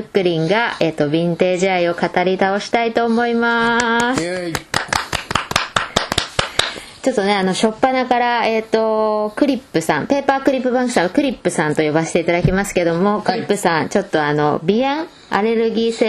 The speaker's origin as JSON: {"language": "Japanese", "town": "Yokohama", "region": "Kanagawa", "country": "Japan", "tie": "born or raised there", "moved": "yes", "lives_now": "Tokyo, Japan", "said": "私は生まれは東京で、育ったのが横浜で、えっと、今は目黒区在住です。"}